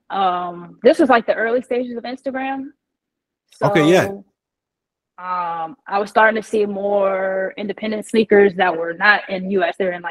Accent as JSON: {"language": "English", "region": "Midwest", "country": "United States", "tie": "born or raised there", "said": "being born and raised in the Midwest, like being there my whole life, I didn't know anything else"}